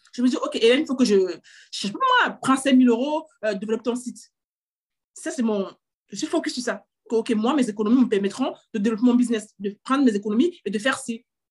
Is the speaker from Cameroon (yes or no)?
yes; Cameroon; moved away as an adult; also born or lived in England; now in France; J'ai grandi au Cameroun également